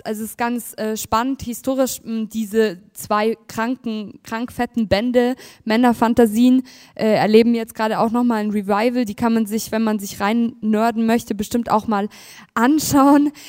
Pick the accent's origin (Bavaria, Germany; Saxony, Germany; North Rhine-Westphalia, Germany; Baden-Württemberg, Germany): Bavaria, Germany; Munich; ich bin ja aus München